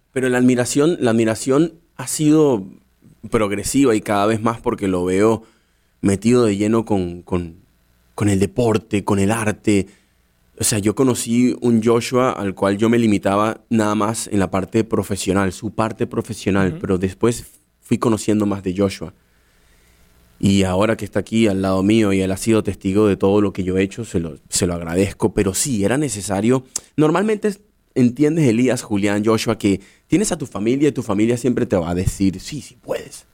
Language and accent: Spanish; Caracas, Capital District, Venezuela; moved away as an adult; also born or lived in Dublin, Ireland; now in United States; yo nací en Caracas